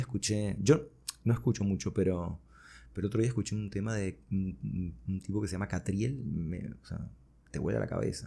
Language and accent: Spanish; Caracas, Capital District, Venezuela; also born or lived in Buenos Aires, Argentina; llegué a Caracas como cuando tenía cinco años. Wow. Así que bueno, me crié acá en Caracas.